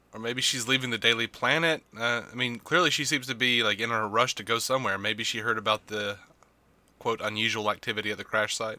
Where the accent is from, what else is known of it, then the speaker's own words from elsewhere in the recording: the South, United States; I grew up in the South